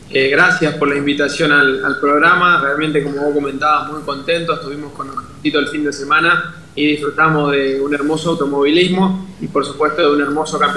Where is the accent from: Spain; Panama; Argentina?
Argentina; Puerto Iguazú, Misiones; yo soy de Puerto Iguazú